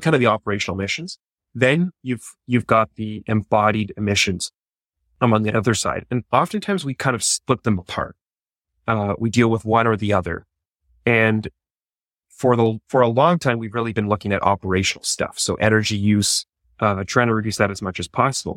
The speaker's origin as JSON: {"language": "English", "country": "Canada", "said": "I'm a Canadian"}